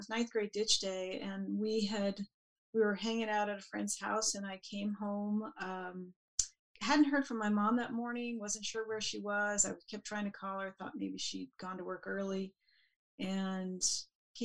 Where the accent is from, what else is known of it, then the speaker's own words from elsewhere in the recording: Denver, Colorado, United States; I grew up in Denver outside. It was actually in Denver proper at the time